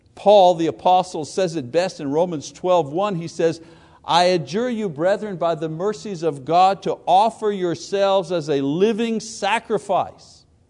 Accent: United States

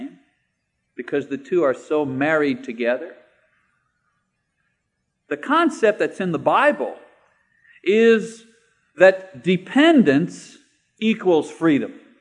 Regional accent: Canada; moved away as an adult; now in United States; I'm a Canadian citizen

